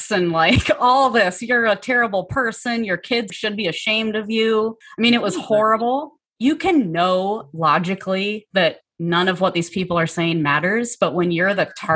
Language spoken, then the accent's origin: English; Seattle, Washington, United States; moved away as an adult; now in Minneapolis, United States; I'm from Seattle. You know, I'm not a Minnesota native.